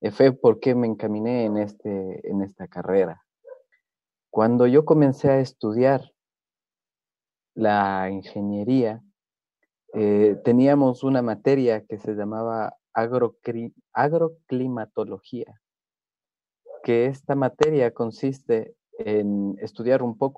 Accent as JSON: {"language": "Spanish", "country": "Ecuador", "said": "Yo soy de Ecuador, soy de una zona donde"}